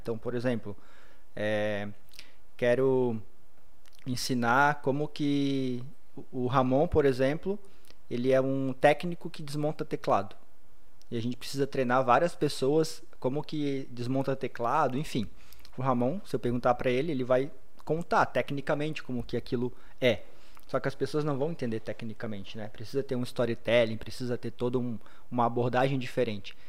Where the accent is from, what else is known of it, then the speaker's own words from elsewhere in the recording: Blumenau, Santa Catarina, Brazil; nascido e criado em Blumenau, tenho 34 anos